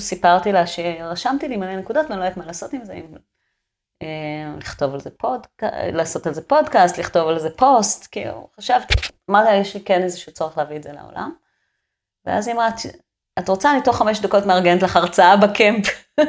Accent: a moshav in central Israel, Israel; moved away as an adult; now in Kibbutz Kramim, Israel; ואני נולדתי שם, אתה יודע, במושב, בלי, שביל, בלי מדרכות

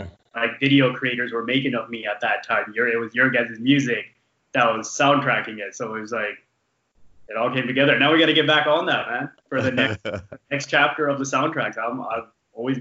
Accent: small town in British Columbia, Canada; We moved up to a small town up in it's like 7 hours from from Vancouver, up north

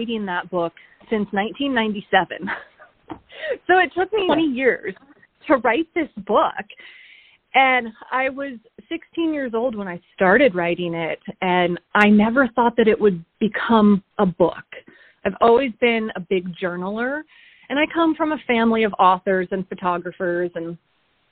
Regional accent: Oregon, United States; moved away as an adult; now in Alaska, United States; I'm originally from Oregon, and I came to Alaska initially in 2003

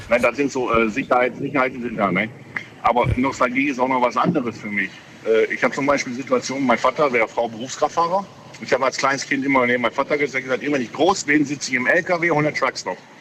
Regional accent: Ruhr area, North Rhine-Westphalia, Germany; bei uns im Ruhrgebiet

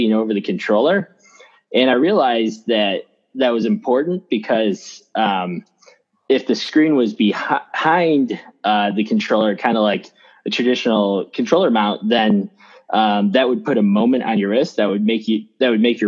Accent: Phoenix, Arizona, United States; I'm from Phoenix

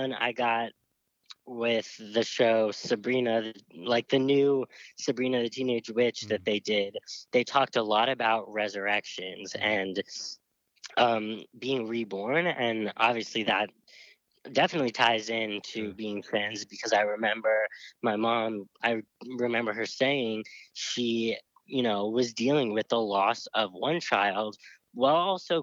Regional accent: the North, United States; I was raised in the North

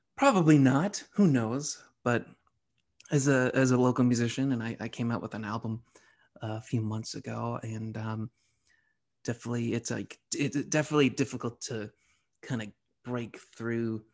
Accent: Medford, Massachusetts, United States; also born or lived in Somerville; I'm from the Boston area. I was raised okay. in Medford.

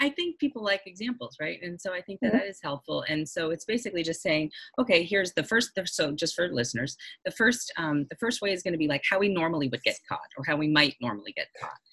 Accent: Boston, Massachusetts, United States; I'm from Boston also

